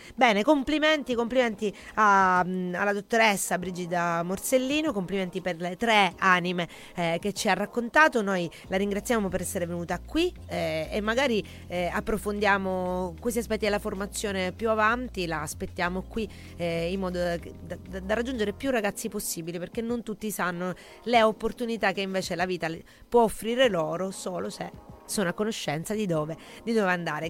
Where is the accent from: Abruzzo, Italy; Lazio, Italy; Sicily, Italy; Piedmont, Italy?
Sicily, Italy; dalle nostre parti siciliane